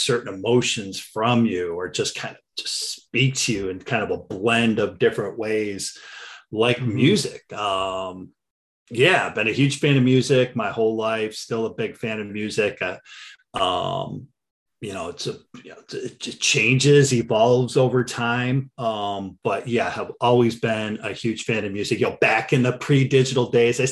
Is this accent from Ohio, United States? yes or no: yes; Cleveland, Ohio, United States; I'm born and raised in Cleveland, still live here